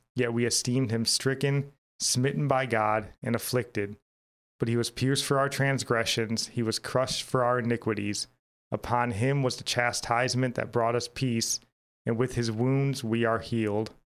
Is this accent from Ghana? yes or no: no; United States; as an American